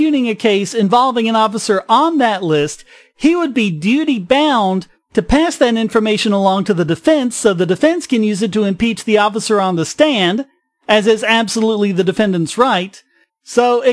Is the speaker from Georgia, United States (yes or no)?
no; North Carolina, United States; a reporter in North Carolina, my home state